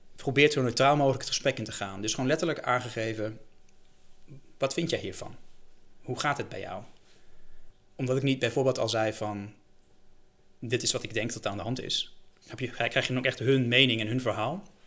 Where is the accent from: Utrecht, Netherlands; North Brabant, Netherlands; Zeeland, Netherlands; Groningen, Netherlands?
Utrecht, Netherlands; Bilthoven; ik ben zelf opgegroeid in Beeldhoven